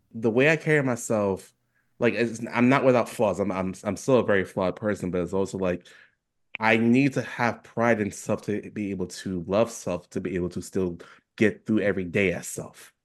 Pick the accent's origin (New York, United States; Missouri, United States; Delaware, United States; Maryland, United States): New York, United States; New York City; now in Oregon, United States; I'm still from New York City.